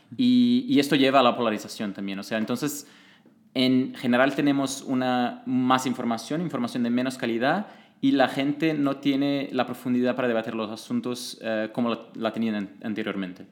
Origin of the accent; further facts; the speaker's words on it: Brazil; moved away; yo vengo de Brasil y trabajaba como consultor político